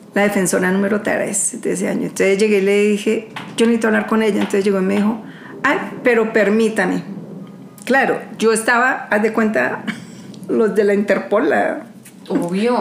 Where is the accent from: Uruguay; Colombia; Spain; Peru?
Colombia; yo soy una ciudadana colombiana